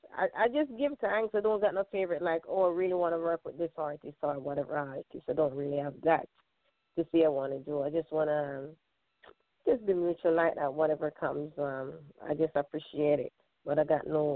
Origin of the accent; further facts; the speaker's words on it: Jamaica; now in Brooklyn, United States; I'm Jamaican.